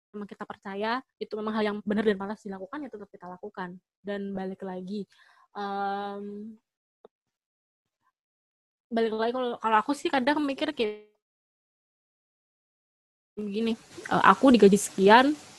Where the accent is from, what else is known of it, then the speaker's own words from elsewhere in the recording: Surakarta, Central Java, Indonesia; now in Jakarta, Indonesia; Aku dari Solo tapi aku yeah